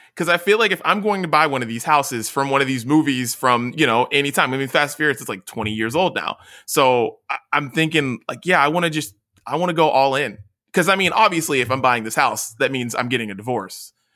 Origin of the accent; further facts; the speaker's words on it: West Virginia, United States; now in California, United States; me being from West Virginia